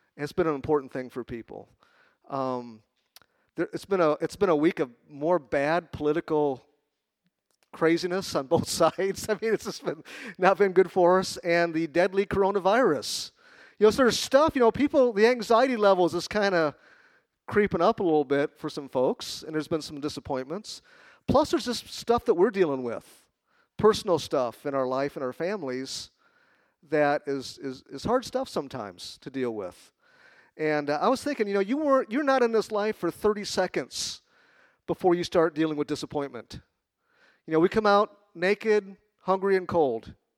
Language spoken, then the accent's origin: English; Chicago, Illinois, United States; moved away; I'm from Chicago.